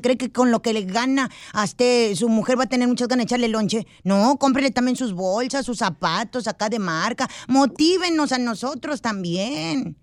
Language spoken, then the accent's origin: Spanish; Mexico; vengo de México